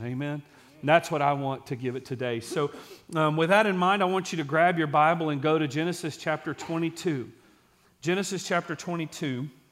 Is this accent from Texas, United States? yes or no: yes; Texas, United States; I'm from Case in Texas.